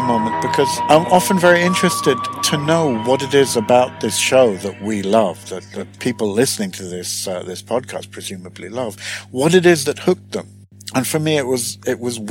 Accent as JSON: {"language": "English", "country": "United Kingdom", "tie": "born or raised there", "moved": "as an adult", "lives_now": "Sweden", "said": "I'm British originally, Swedish naturalized now, and was born and pretty much grew up in the UK"}